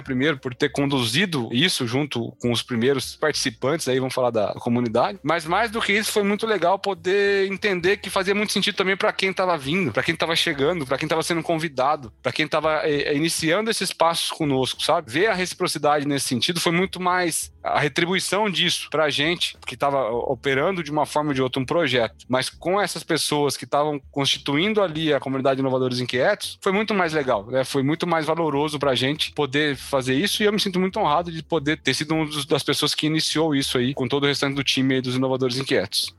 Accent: Mogi das Cruzes, São Paulo, Brazil; moved away as an adult; also born or lived in interior of Paraná; eu sou de Mogi das Cruzes, na região da Grande São Paulo

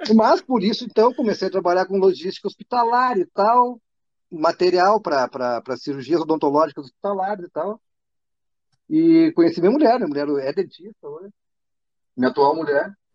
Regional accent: interior of Rio Grande do Sul, Brazil; also born or lived in Porto Alegre; a minha cidade é no interior, na fronteira do Rio Grande do Sul

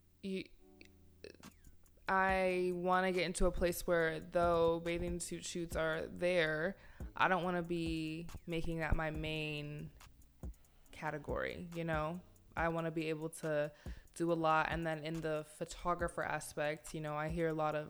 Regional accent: Northern Virginia, United States; moved away; I'm from Northern. Nova. Nova is where I'm from

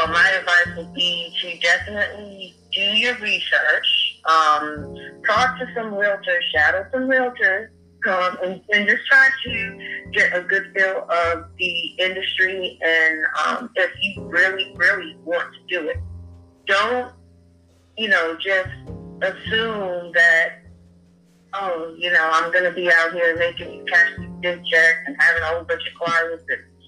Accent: Boston, Massachusetts, United States; moved away as an adult; now in North Carolina, United States; I'm originally from Boston, Massachusetts, born and raised, and I moved out to North Carolina in 2001

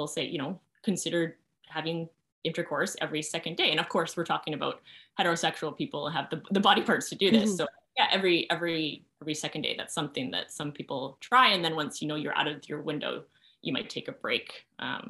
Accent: Canada; partly being Canadian

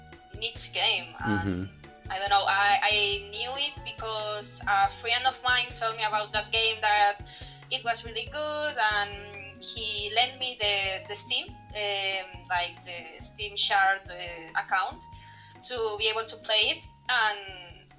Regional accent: Spain; also born or lived in Madrid; I'm from Spain. I live in Madrid, the capital city.

